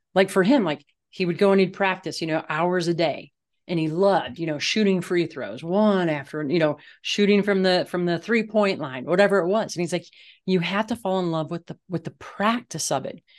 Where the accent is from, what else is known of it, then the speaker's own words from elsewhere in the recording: Midwest, United States; now in Colorado, United States; I grew up in the Midwest